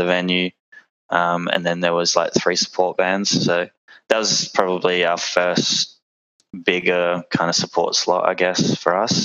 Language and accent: English; Perth, Western Australia, Australia; We are all from Perth